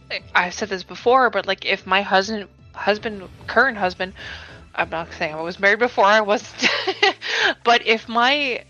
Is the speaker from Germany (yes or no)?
no; Canada; even as a North American, I'm Canadian